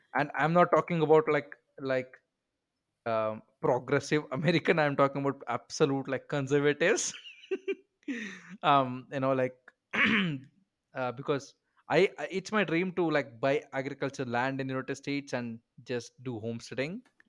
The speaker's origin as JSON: {"language": "English", "country": "India", "said": "I'm an Indian"}